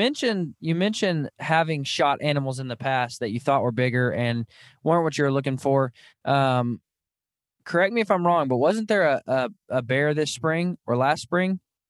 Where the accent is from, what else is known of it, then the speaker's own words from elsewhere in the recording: United States; also born or lived in the South; growing up in the Midwest and in the South even